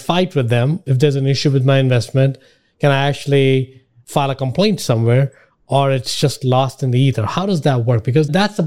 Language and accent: English; India; now in United States; I grew up in India